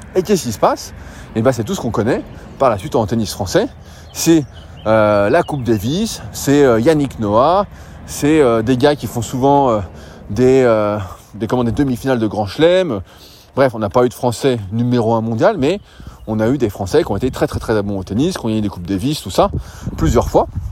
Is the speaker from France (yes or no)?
yes; France; nous, en tant que Français